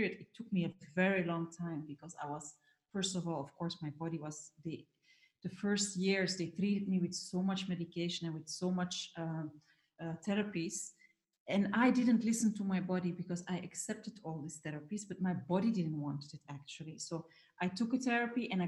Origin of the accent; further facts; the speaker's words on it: Belgium; moved away; I'm from Belgium originally